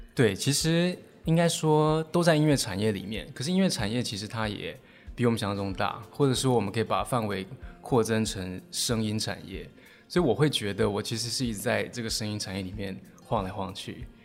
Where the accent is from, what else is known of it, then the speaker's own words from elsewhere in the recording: Taiwan; 我们台湾人就是在考试制度下都会觉得怕说